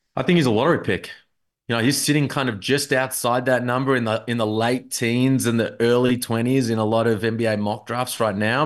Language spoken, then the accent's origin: English; Melbourne, Victoria, Australia; I'm from Melbourne